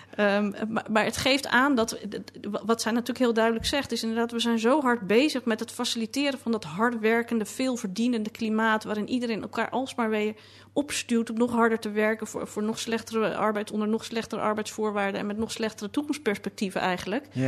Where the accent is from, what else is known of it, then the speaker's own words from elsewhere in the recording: Amsterdam, North Holland, Netherlands; toen ik in de jaren tachtig opgroeide in Amsterdam... en ik wel eens tegen mensen op vakantie wat dan ook zei... ik kom uit Amsterdam, dat ze dan heel moesten lachen... want ik had geen plat Amsterdams accent.